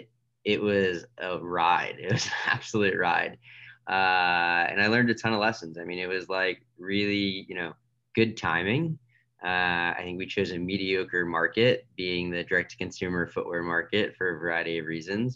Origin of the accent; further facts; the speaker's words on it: outside of Boston, Massachusetts, United States; I grew up outside of Boston